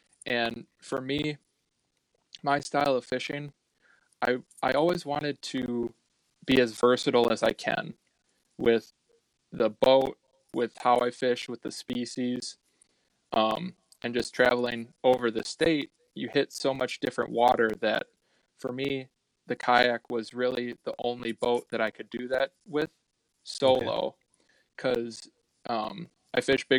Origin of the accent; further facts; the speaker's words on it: Black Earth, Wisconsin, United States; I grew up in Black Earth, Wisconsin, so the Black Earth Creek runs through there.